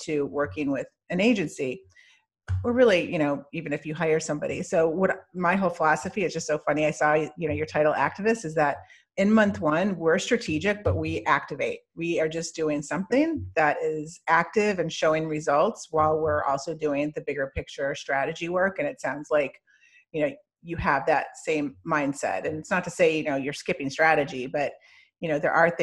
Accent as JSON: {"language": "English", "region": "Midwest", "country": "United States", "moved": "yes", "lives_now": "Celebration, United States", "said": "I'm from the Midwest"}